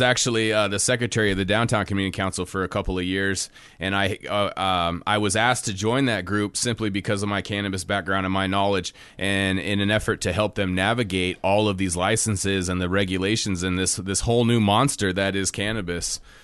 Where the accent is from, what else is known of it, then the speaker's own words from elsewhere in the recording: Kotzebue, Alaska, United States; born and raised in Kotzebue, Alaska